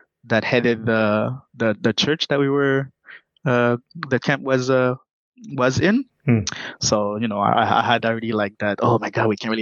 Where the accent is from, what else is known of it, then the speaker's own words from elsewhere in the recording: Montreal, Quebec, Canada; also born or lived in Haiti; Growing up in Quebec, most especially in Montreal. Growing up in Montreal, you get the opportunity to experience multiculturality